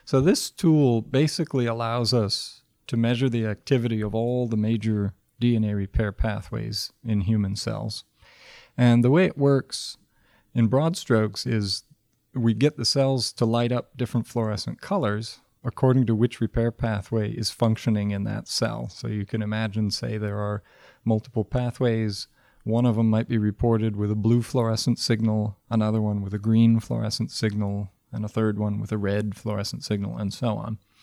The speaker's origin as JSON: {"language": "English", "region": "Michigan", "country": "United States", "tie": "born or raised there", "moved": "as an adult", "said": "I grew up in Michigan and spent a lot of time outdoors as a kid"}